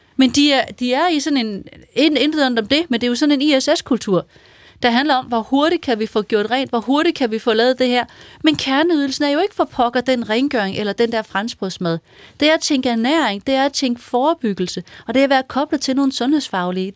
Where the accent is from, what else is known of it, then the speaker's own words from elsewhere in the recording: Vendsyssel, North Denmark Region, Denmark; jeg kommer fra Vendsyssel